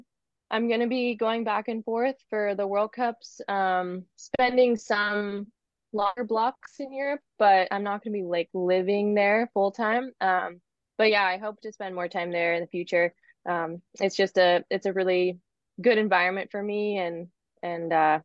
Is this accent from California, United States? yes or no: yes; California, United States; also born or lived in Durango, Colorado / Girona; I'm also here now in California where I grew up